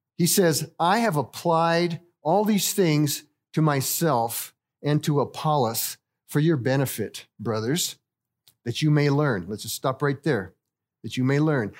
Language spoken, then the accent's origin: English; Littleton, Colorado, United States; moved away as an adult; also born or lived in Rwanda; I was born and raised here in Littleton